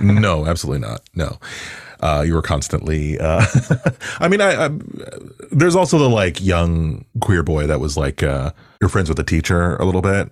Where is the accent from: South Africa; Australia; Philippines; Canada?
Canada; Toronto, Ontario; also born or lived in Pickering; I grew up in Agent Court in particular.